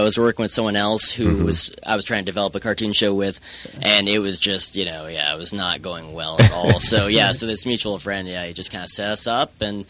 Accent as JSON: {"language": "English", "town": "Washington", "region": "District of Columbia", "country": "United States", "tie": "born or raised there", "said": "That's where I grew up, in Cleveland Park"}